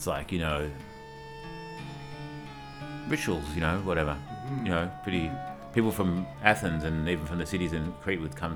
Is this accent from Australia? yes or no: yes; Australia; I'm from Australia